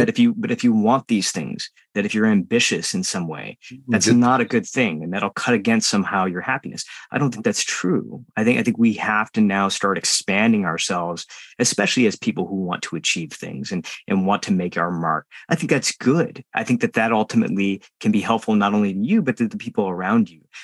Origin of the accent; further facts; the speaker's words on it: United States; as an Indian American growing up in the United States